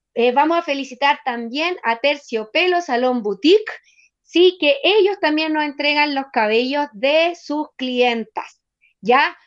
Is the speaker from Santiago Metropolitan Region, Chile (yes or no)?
yes; Buin, Santiago Metropolitan Region, Chile; soy de Win